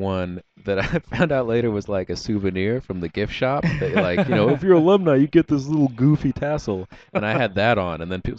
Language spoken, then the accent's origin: English; Lebanon, Oregon, United States; also born or lived in Alaska / California / Iowa; So, but we lived in Oregon the longest. And so while I was living in like Lebanon, I grew up on the mean streets of Lebanon, Oregon.